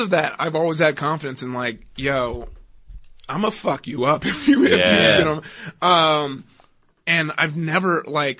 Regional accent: Compton, California, United States; I grew up in Compton

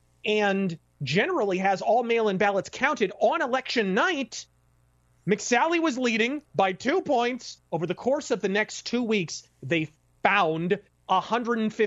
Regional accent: Phoenix, Arizona, United States; I was born and raised in South Phoenix, the part of Phoenix

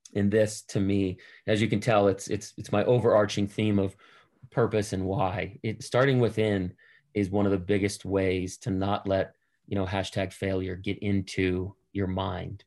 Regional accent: Boston, Massachusetts, United States; I'm I'm from Boston

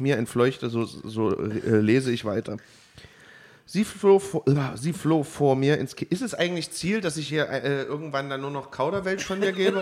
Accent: Germany; als Piefke

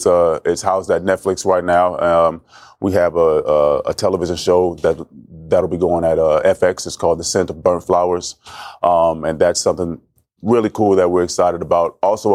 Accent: Oakland, California, United States; In Oakland, California.

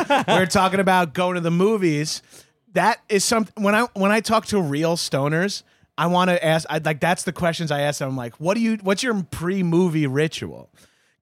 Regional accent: Long Island, New York, United States; now in California, United States; I am from Long Island

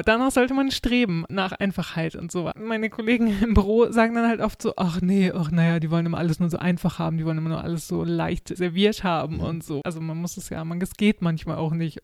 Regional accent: Germany; now in Sweden; als Deutscher

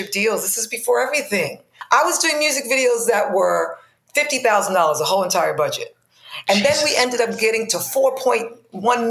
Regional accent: New York City, New York, United States; I grew up in the Bronx, in the South Bronx.

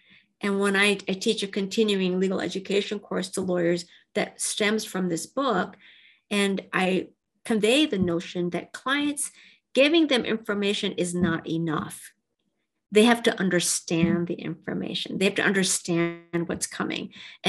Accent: Japan; born there; I'm half Japanese, and I was born in Japan. And when I was five, I was adopted to a family, had no children, but an American Caucasian father and a Japanese mother.

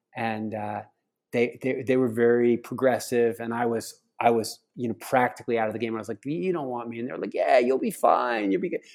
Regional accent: outside of Philadelphia, Pennsylvania, United States; I grew up outside of Philadelphia on the campus of Eastern Baptist College

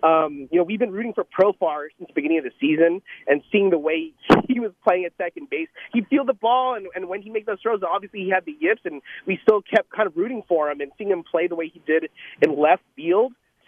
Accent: San Jose, California, United States; Canna is from San Jose, and so are we

